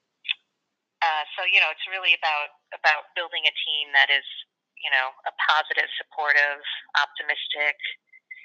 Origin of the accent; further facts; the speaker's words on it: Chicago, Illinois, United States; I'm from Chicago